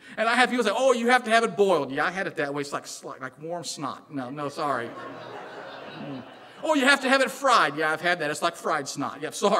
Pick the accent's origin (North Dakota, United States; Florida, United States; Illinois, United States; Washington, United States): Illinois, United States; accent: Southern; also born or lived in Southern US; Now, I'm actually from Illinois, but I married a Southern girl, and I lived in the South for a while. That's where I got this Southern accent. I can't get rid of it.